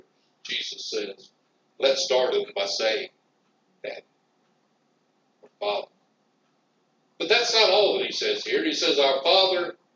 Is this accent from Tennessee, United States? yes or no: yes; Madison, Tennessee, United States; I grew up in Madison, Tennessee, 910 New York West